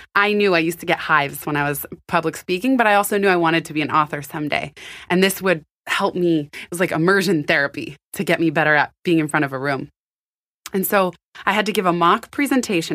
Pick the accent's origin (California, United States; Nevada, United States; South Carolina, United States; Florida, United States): California, United States; San Francisco; also born or lived in Palo Alto; I was born and raised in San Francisco, and then I moved to Palo Alto in seventh grade